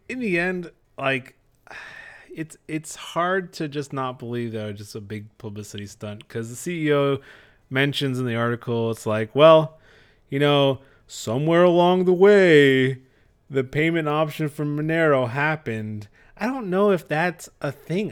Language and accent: English; Texas, United States; we're from Texas.